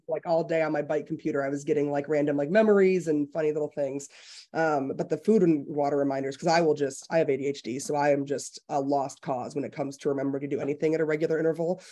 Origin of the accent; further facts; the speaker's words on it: Detroit, Michigan, United States; I've lived in the Detroit area my entire life